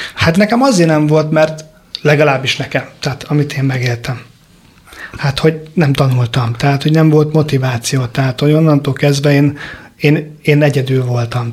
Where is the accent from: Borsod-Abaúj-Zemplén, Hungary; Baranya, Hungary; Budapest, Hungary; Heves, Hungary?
Budapest, Hungary; a tizenharmadik keletben nőttünk föl